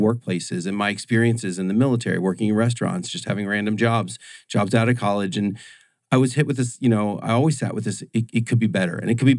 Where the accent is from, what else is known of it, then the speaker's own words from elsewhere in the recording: Orlando, Florida, United States; I grew up in Orlando, Florida.